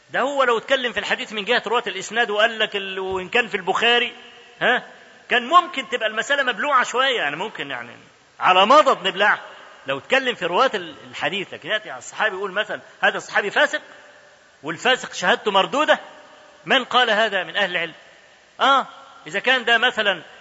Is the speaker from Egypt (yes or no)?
yes; Egypt; انا اذكر لكم حكايه حصلت عندنا في مصر